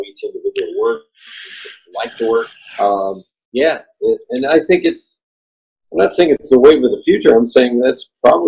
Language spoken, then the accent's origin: English; Lebanon, Pennsylvania, United States; moved away; we grew up in Lebanon, as we say it, Lebanon, Pennsylvania